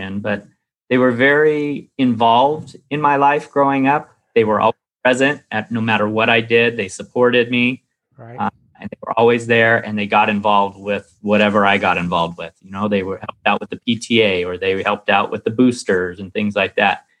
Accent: Mission Viejo, California, United States; I was born and raised in Mission Viejo, California.

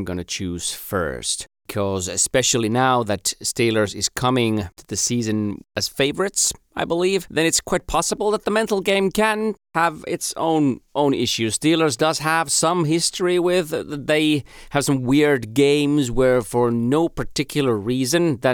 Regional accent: Finland; first language Finnish; English is a second language; my native tongue, Finnish

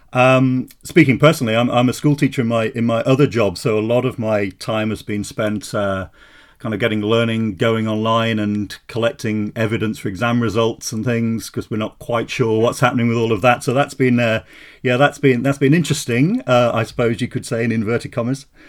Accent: Wolverhampton, West Midlands, United Kingdom; moved away as an adult; now in Edinburgh, United Kingdom; I grew, I grew up in the West Midlands, um, Wolverhampton, but I've been here since Oh, since nineteen eighty-seven, um, I came up as a, as a student, uh, to go to Edinburgh University and, and, and stayed on

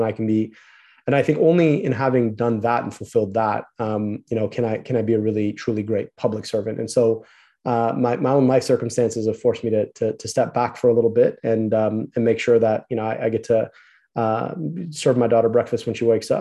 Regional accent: United States; I was born in the United States of America, because I got to grow up here

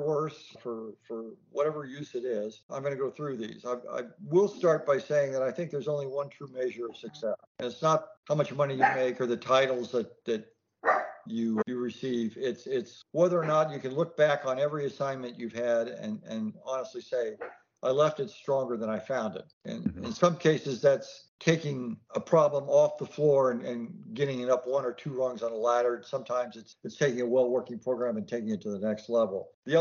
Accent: the American Southwest, United States; also born or lived in Texas; I grew up in the Southwest.

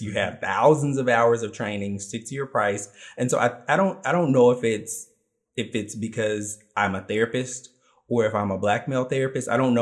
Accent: Memphis, Tennessee, United States; I think that that makes me uniquely Memphis

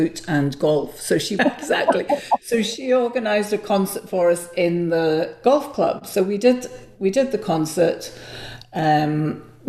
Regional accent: Liverpool, North West England, United Kingdom; now in Glasgow, United Kingdom; Liverpool is my hometown.

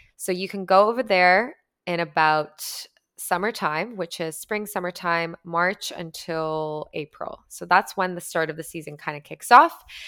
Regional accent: Canada; I'm Canadian

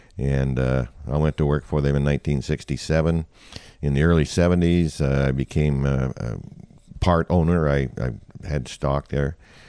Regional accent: Oregon, United States; now in Fairbanks, United States; No, I'm actually from Oregon. I was in the Army from 1965 to 1967 at Fort Wainwright, and I got out of the Army in 1967 and liked it in Fairbanks, and it was a small town.

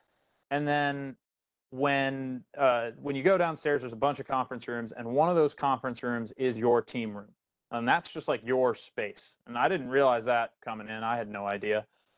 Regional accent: Okinawa, Japan; I'm from Okinawa, so I got in a couple days early to try and fix my sleep schedule.

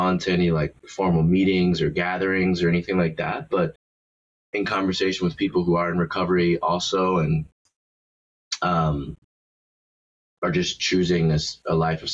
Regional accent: Baltimore, Maryland, United States; now in Los Angeles, United States; I'm originally from Baltimore

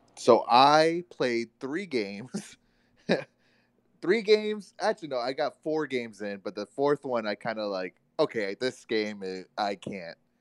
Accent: Florida, United States; who was raised in Florida

